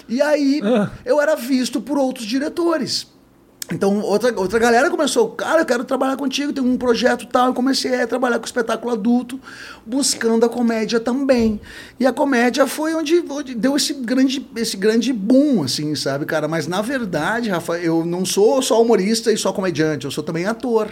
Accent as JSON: {"language": "Portuguese", "town": "Novo Hamburgo", "region": "Rio Grande do Sul", "country": "Brazil", "tie": "born or raised there", "said": "Eu sou natural de Novo Hamburgo"}